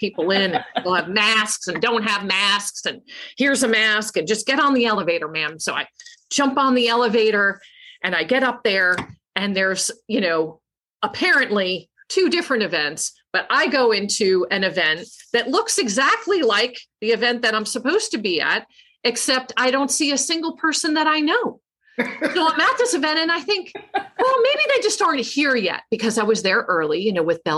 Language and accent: English; Long Island, New York, United States; now in Hattiesburg, United States; where I grew up on Long Island